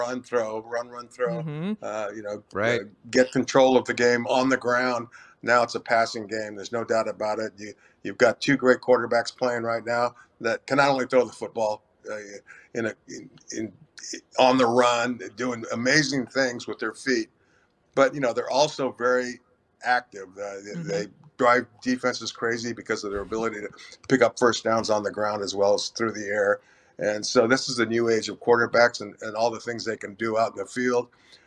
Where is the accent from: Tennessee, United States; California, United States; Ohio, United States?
California, United States; You know, although I'm Hispanic, I was born and raised in California. Yeah. My family was from Albuquerque and Santa Fe.